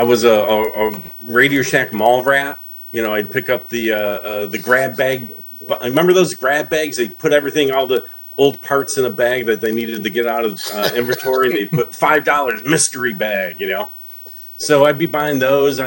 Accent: Syracuse, New York, United States; moved away; at a computer company that was making products for the Atari 8-bit and eventually Atari ST products in my hometown.

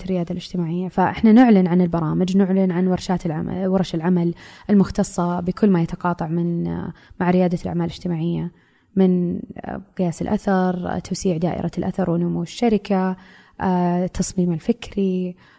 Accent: Saudi Arabia; هويتي كمرأة سعودية

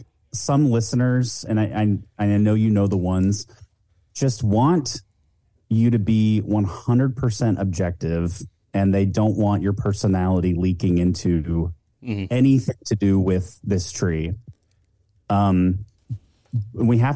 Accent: Pacific Northwest, United States; I grew up in the Pacific Northwest

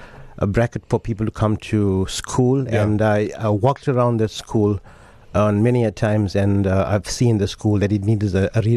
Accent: Buffelsdale, KwaZulu-Natal, South Africa; that's where I come from. That's my hometown as well.

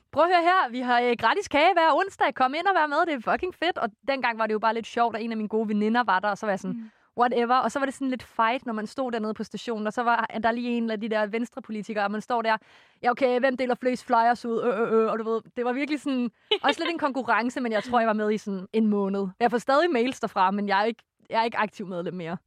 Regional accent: West Jutland, Central Denmark Region, Denmark; jeg er jo fra Vestjylland

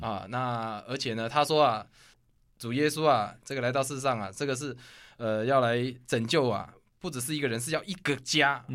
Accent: Kaohsiung, Taiwan; 我是住在高雄南部的左营

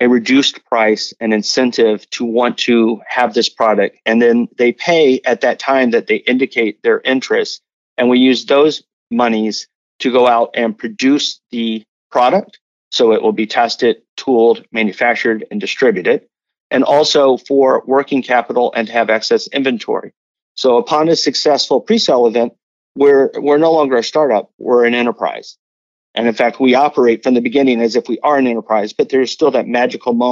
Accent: United States; we're both from the United States

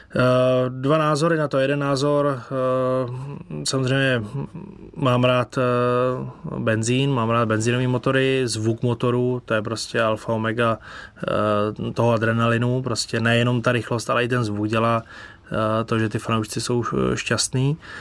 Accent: Czechia; Z Čech.

